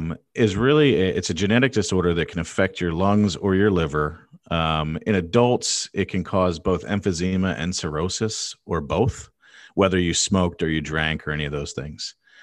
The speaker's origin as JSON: {"language": "English", "region": "Pennsylvania", "country": "United States", "tie": "born or raised there", "said": "So growing up outside of Philadelphia, great parents, really education focused."}